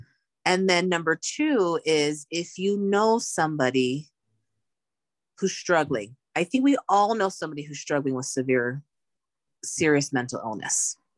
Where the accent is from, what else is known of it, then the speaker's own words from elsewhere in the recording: Laie, Hawaii, United States; I grew up, I was born and raised in Laie, Hawaii, where I had people I'd known my whole life around me.